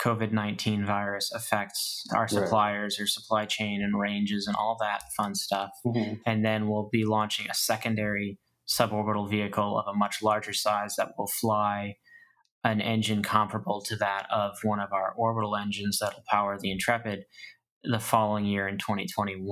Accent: Maine, United States; now in Florida, United States; I'm from Maine originally. I moved to Florida for a reason.

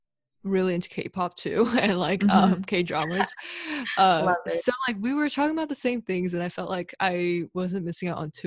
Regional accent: Duluth, Georgia, United States; I grew up in Duluth, Georgia, which is like called Little Korea also. It has a huge population of Korean people and like Asians. So I grew up with a lot of Asian friends and mostly Korean friends.

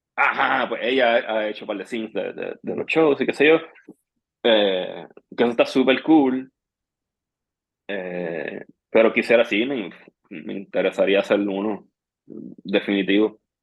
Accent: Trujillo Alto, Puerto Rico; yo me crié en Trujillo Alto

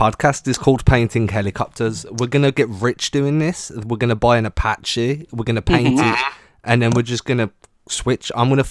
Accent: England, United Kingdom; I'm English, and I'm built for the sunshine.

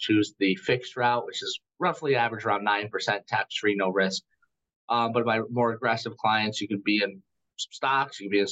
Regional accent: United States; I am an American

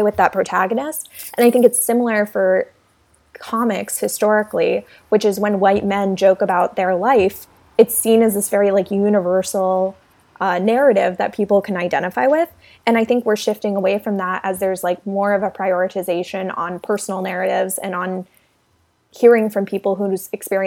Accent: South Carolina, United States; But I grew up in South Carolina, which is where I am right now

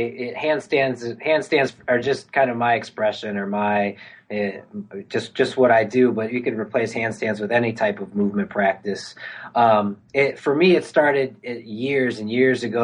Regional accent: Milwaukee, Wisconsin, United States; moved back home to my hometown, Milwaukee, Wisconsin

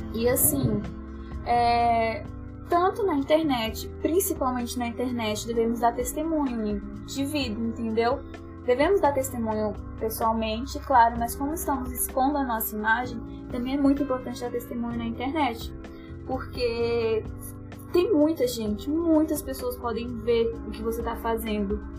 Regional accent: Brasília, Federal District, Brazil; eu sou de Brasília

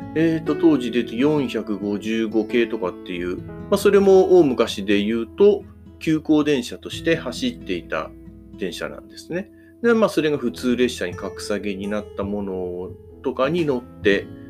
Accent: Shizuoka, Japan; 地元の静岡とかあたりから

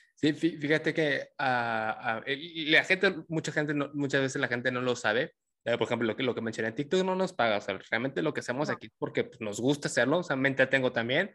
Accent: Tabasco, Mexico; yo soy tabasqueño

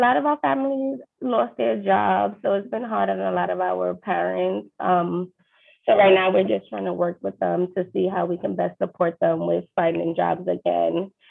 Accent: New York City, New York, United States; I grew up in East New York, Brooklyn.

